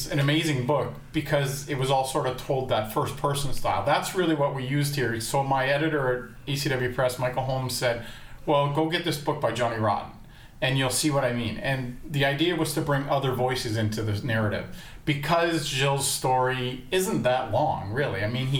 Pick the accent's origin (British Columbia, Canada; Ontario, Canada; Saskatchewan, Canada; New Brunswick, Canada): Ontario, Canada; Kitchener; I grew up in Kitchener